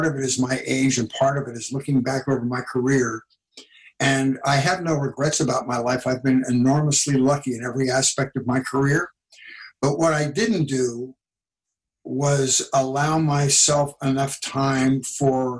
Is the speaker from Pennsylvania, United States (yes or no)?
yes; Philadelphia, Pennsylvania, United States; I grew up in Philadelphia